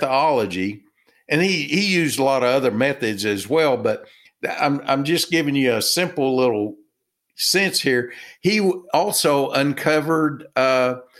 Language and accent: English; Texas, United States; I'm from Texas